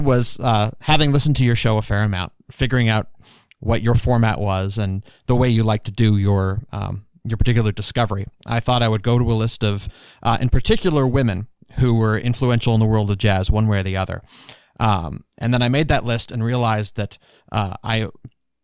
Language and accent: English; Toronto, Ontario, Canada; moved away; I've got a little bit of cold heritage growing up in Toronto